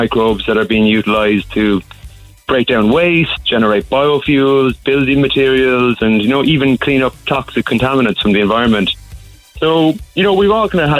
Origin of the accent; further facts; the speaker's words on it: Cork, Munster, Ireland; I'm from the Lough originally, and now I live up at St. Luke's.